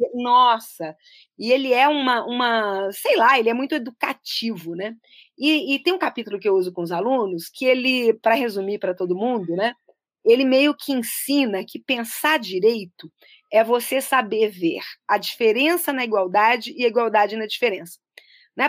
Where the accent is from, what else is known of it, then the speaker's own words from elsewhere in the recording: Belo Horizonte, Minas Gerais, Brazil; also born or lived in Brasília; uma brasileira que nasceu em Brasília, no início dos anos 60, logo depois ali da inauguração. Uh, tive uma, uma vida em cidades urbanas, eu cresci muito tempo em Belo Horizonte